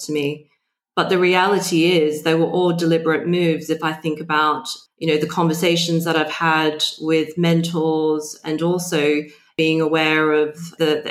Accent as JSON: {"language": "English", "town": "Sydney", "region": "New South Wales", "country": "Australia", "tie": "born or raised there", "moved": "as an adult", "lives_now": "London, United Kingdom", "said": "I was born and bred in Sydney"}